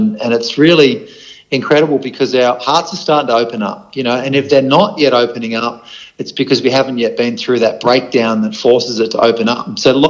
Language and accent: English; Australia; also born or lived in Darwin; I grew up travelling around Australia. I had three stints living up in Darwin.